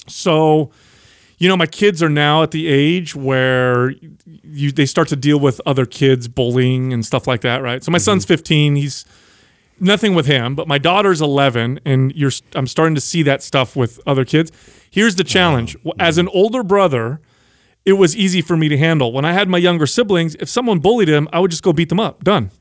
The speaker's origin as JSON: {"language": "English", "town": "San Jose", "region": "California", "country": "United States", "tie": "born or raised there", "said": "I grew up in South San Jose"}